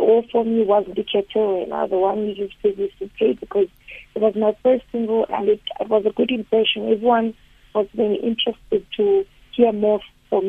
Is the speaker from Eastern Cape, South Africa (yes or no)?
yes; Port Elizabeth, Eastern Cape, South Africa; I'm from Mzinyoka, which is at the, random community in PE.